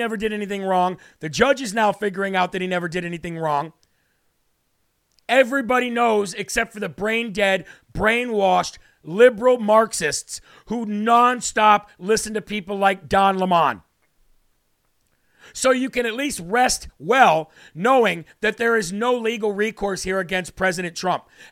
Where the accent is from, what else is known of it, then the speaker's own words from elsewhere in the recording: Illinois, United States; I'm from Illinois